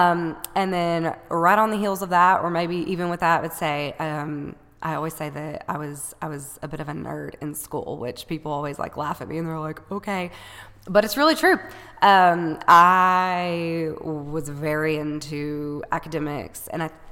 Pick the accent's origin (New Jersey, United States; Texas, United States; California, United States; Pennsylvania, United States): Texas, United States; Paris; also born or lived in Georgetown, Texas; I am from right here in Paris, Texas, for the most part. I was born here